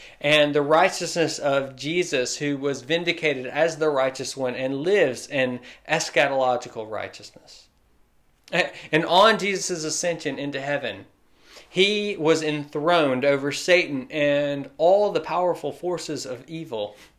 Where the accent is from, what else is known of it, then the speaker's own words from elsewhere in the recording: Memphis, Tennessee, United States; moved away; I used to love driving home to my hometown at night growing up. Because there's this point in the highway where you turn a bend and you just get this shot of the Memphis Bridge all lit up and beautiful.